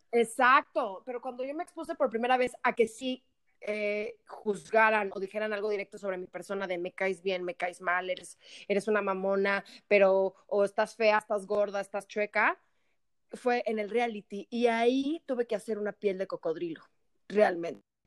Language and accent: Spanish; Mexico; como buenos mexicanos que somos